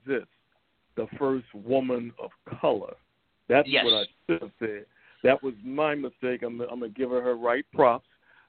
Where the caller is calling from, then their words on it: Philadelphia, Pennsylvania, United States; Yeah, I'm here, man. I'm here. I'm coming from Philadelphia, PA.